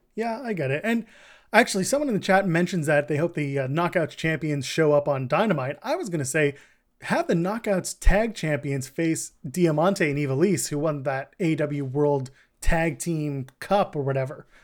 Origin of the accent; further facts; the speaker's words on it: Canada; We're Canadian.